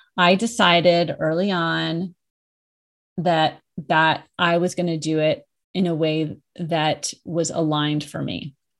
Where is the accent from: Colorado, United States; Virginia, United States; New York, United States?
Colorado, United States; moved away as an adult; I moved back to my home state of Colorado, where I am now